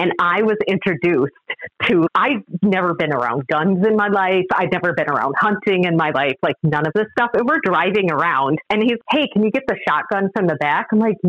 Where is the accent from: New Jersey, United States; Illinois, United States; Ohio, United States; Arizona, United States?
Illinois, United States; born there; I don't admit to most people that I was born in Illinois, but in Illinois, and I'm not a Bears fan